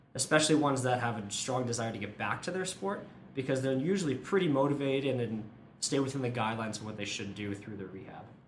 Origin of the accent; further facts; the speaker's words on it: Massachusetts, United States; now in Boulder, United States; I'm from the East Coast, Massachusetts originally, and we don't have a ton of adventure sports